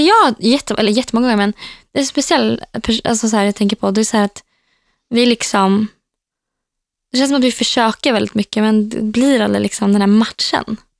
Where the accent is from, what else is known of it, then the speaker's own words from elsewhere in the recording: Norrköping, Östergötland, Sweden; moved away as an adult; now in Västerås, Sweden; Mina vänner hemma i Norrköping